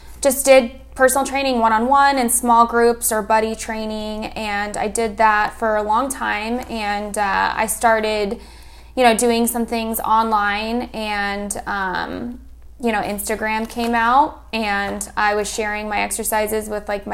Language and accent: English; Arizona, United States; I'm actually from Arizona. I was born and raised here